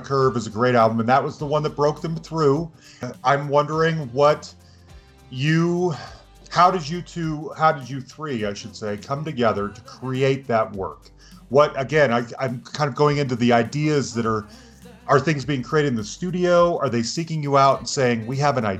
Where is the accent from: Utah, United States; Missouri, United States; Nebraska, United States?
Utah, United States; Salt Lake City; moved away; I'm originally from Salt Lake City, Utah